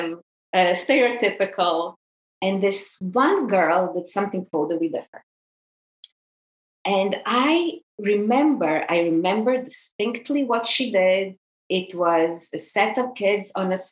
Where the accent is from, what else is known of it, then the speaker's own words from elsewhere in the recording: Croatia; moved away; I grew up in Croatia on a small island in the Adriatic.